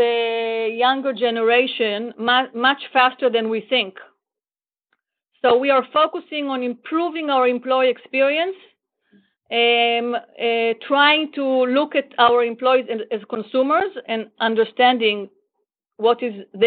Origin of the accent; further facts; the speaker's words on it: Israel; also born or lived in Florida; I am from Israel